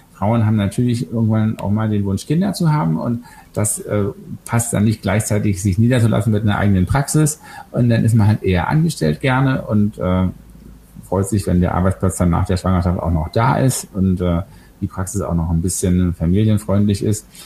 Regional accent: Berlin, Germany; ich komme aus Westberlin

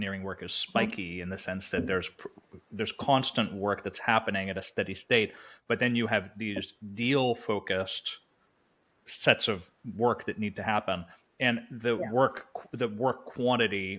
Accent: Canada; I'm French Canadian.

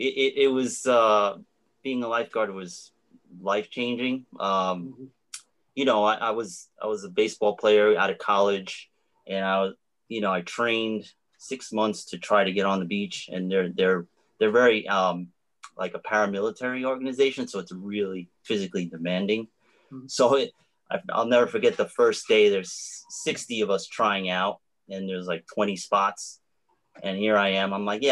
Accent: New York, United States; from New York.

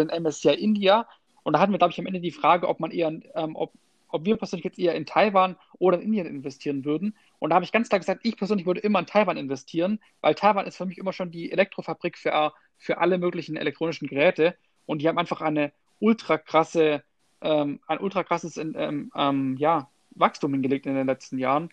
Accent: Germany; bei uns in Deutschland

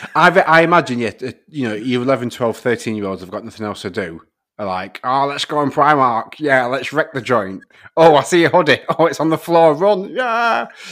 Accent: the north of England, United Kingdom; accent: Northern; my Northern accent

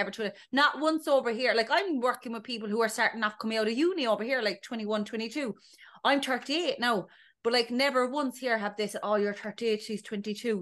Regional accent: Ballydesmond, Munster, Ireland; moved away as an adult; now in London, United Kingdom; I'm from Ballydesmond in North County Cork originally, a small little village

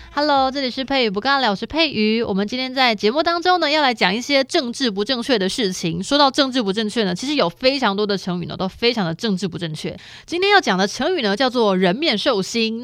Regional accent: Taiwan; 我们的台湾人

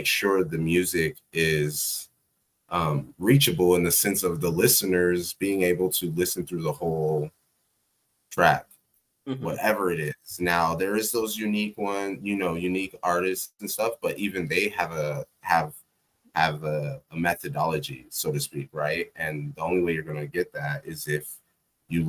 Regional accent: Texas, United States; I grew up in Texas too.

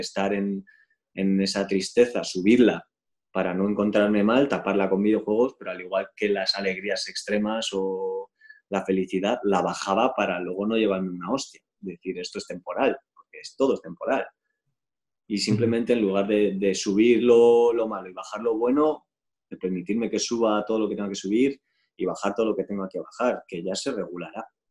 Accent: Spain; yo también soy español, ¿sabes? Soy español, soy europeo

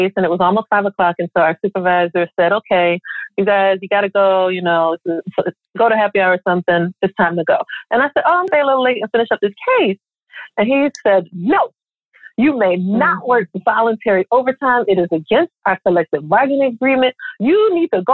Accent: Philadelphia, Pennsylvania, United States; moved away as an adult; When I left Philadelphia and went to FAMU

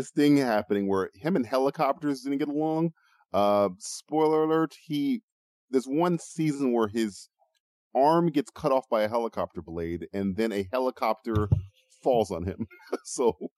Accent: United States; I'm American

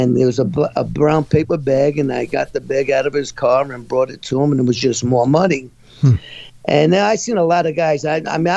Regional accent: New York City, New York, United States; I was born and raised in Brooklyn, New York.

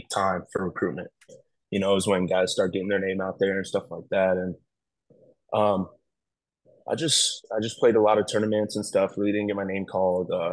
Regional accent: Tampa, Florida, United States; I grew up in Tampa

